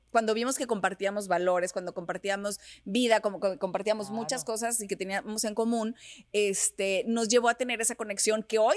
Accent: Mexico; Lo que pasa es que era cuando recién llegué de México. Cuando, cuando yo llegué de México

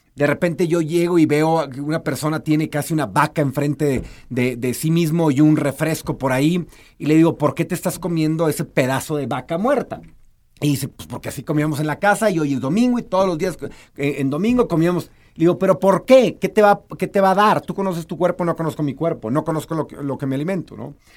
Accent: Mexico; hemos sido educados en su mayoría como mexicanos o como latinoamericanos

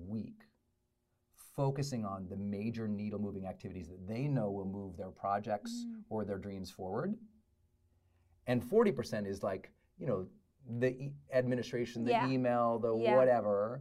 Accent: Butte, Montana, United States; born or raised there; also born or lived in Great Falls, Montana

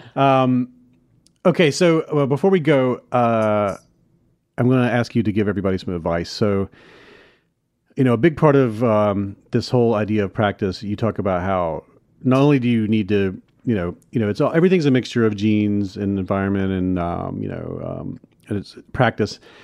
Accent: Hattiesburg, Mississippi, United States; my hometown hattiesburg mississippi

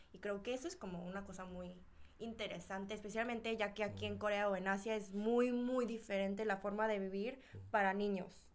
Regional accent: Mexico; moved away as an adult; now in South Korea; sí vivía ahí por 18 años

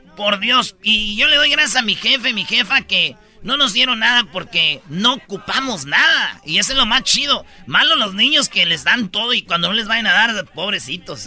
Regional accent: Michoacán, Mexico; now in United States; yo soy de Michoacán, nosotros somos de tradiciones eh, mexicanas bien arraigadas

